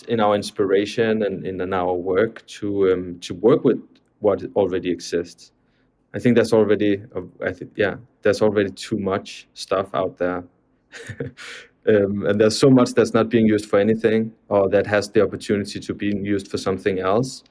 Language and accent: English; Copenhagen, Capital Region of Denmark, Denmark; moved away as an adult; now in New York, United States; I'm from Copenhagen